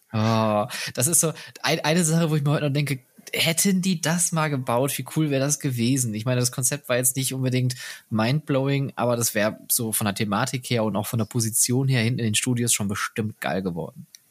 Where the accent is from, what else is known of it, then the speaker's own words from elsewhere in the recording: Germany; als Deutscher